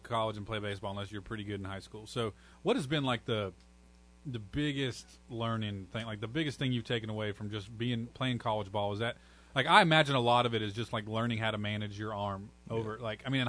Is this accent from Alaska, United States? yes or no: yes; Alaska, United States; I grew up in Alaska